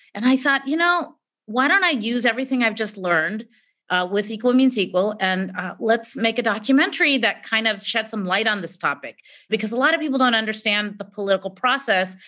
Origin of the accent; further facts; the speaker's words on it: California, United States; I was born here, you know, when you're the daughter of immigrant parents